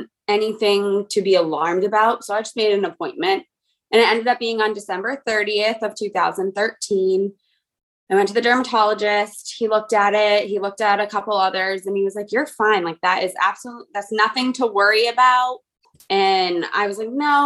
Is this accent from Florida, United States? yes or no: no; Webster, Massachusetts, United States; moved away as an adult; now in Sutton, United States; I'm from Webster, Massachusetts. I've lived in Sutton, Mass. For the last almost 4 years